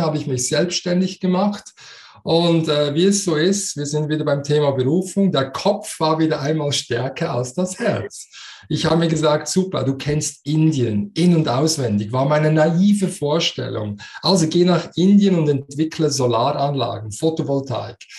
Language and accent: German; Switzerland; accent: Swiss dialect; man hört das in meinem Dialekt. Ich bin Schweizer, so wie du, aber ich habe einen Migrationshintergrund